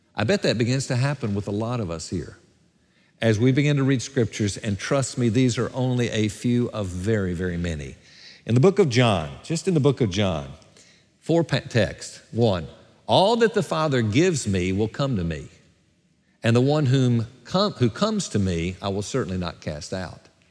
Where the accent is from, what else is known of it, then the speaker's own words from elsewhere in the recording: Gadsden, Alabama, United States; moved away; my hometown of Gadsden, Alabama, at my fiftieth high school reunion